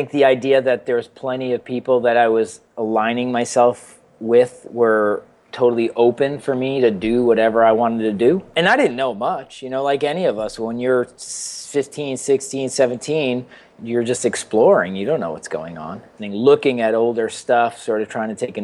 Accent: Westchester, New York, United States; I was from Westchester, which borders Connecticut

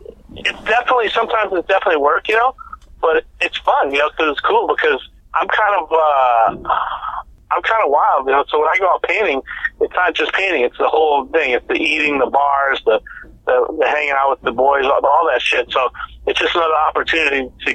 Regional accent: New Orleans, Louisiana, United States; When I grew up in New Orleans, there were some Hells Angels on my street that kind of raised me when I was a little kid.

